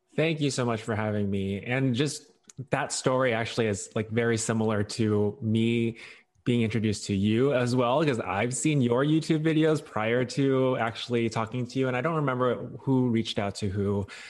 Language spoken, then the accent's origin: English; Hong Kong; I was born in Hong Kong, and so my, my parents speak Chinese, or we all speak Chinese.